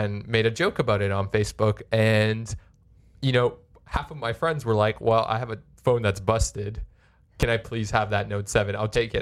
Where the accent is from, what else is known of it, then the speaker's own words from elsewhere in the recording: Canada; as a Canadian